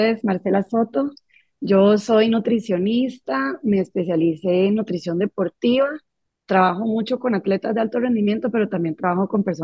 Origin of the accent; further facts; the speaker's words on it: Costa Rica; Y ya después ya nos vinimos aquí a vivir a Costa Rica, que nosotros somos ticos